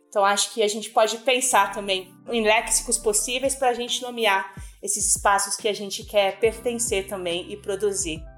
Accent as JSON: {"language": "Portuguese", "region": "São Paulo", "country": "Brazil", "tie": "born or raised there", "said": "E eu tô aqui em São Paulo, nasci e cresci aqui. Eu nasci na Zona Leste, na Penha"}